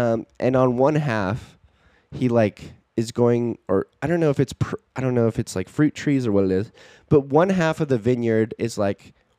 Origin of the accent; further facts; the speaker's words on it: Baltimore, Maryland, United States; born there; Well, like, I was born in Baltimore, so I get, like, a blue crab, like, holding a Maryland flag.